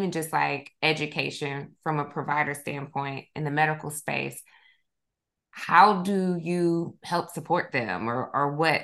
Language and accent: English; Milledgeville, Georgia, United States; also born or lived in Dublin, Georgia; I'm originally from Milledgeville. And so I'm aware of, even just like growing up, I felt like from Macon down